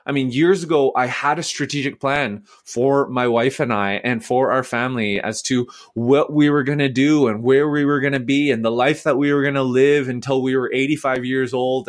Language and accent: English; Vancouver, British Columbia, Canada; also born or lived in Nashville, United States; now in Edmonton, Canada; I am from Vancouver